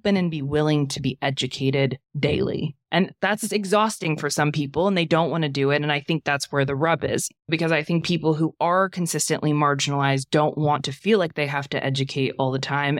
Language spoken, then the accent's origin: English; Boothbay Harbor, Maine, United States; moved away; my hometown, Booth Bay Harbor, Maine